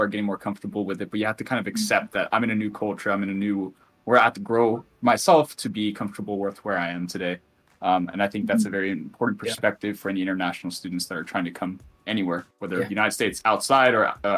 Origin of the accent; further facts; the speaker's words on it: Finland; like I was the Finnish guy, and then when I go back to Finland, I'm the American boy.